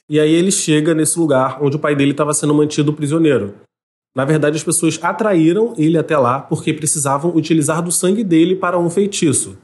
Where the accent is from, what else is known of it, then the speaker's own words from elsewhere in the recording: Rio de Janeiro, Brazil; accent: carioca; now in São Gonçalo, Brazil; o jeito que eu falo meu nome, mas é o sotaque carioca